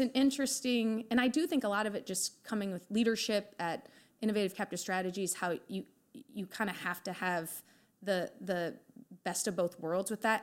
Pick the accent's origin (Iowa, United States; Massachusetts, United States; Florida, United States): Iowa, United States; obviously born and raised in Iowa.